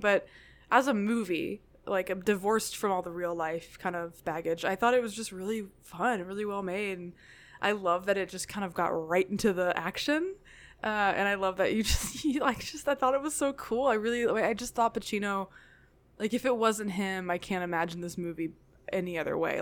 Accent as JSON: {"language": "English", "region": "Tennessee", "country": "United States", "tie": "born or raised there", "also_born_or_lived": "Nashville", "said": "I grew up in Tennessee"}